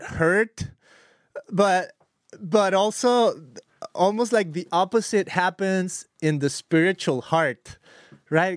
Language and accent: English; Guadalajara, Jalisco, Mexico; now in Costa Mesa, United States; we grew up together in Costa Mesa, I mean, in Guadalajara many years ago